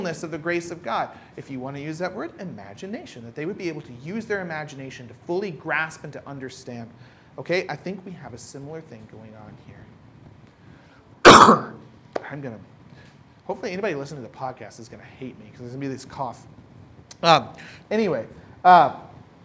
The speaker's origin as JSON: {"language": "English", "country": "United States", "moved": "yes", "lives_now": "Ireland", "said": "for me, as American"}